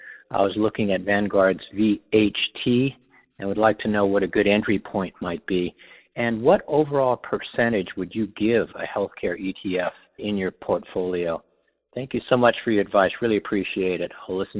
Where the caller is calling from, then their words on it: San Luis Obispo, California, United States; I'm calling from San Luis Obispo.